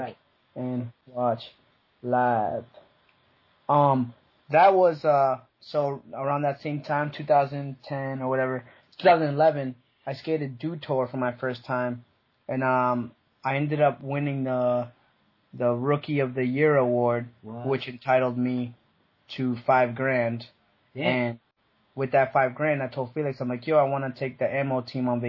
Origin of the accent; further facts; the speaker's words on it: Massachusetts, United States; also born or lived in Puerto Rico; I was raised in Mass